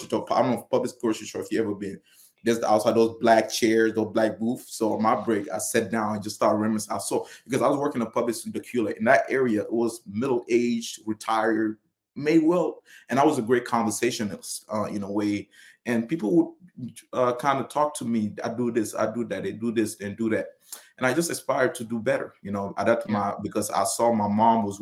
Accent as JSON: {"language": "English", "country": "Senegal", "tie": "born or raised there", "moved": "yes", "said": "I was born and raised in Senegal"}